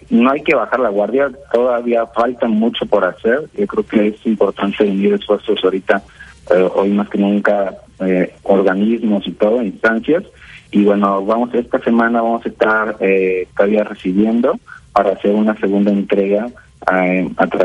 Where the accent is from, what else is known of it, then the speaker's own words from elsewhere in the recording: Mexico; Nosotros eh, como mexicanos tenemos que unirnos